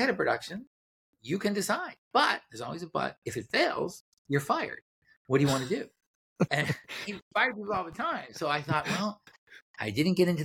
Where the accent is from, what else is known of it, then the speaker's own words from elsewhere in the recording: Boston, Massachusetts, United States; moved away; I grew up in Boston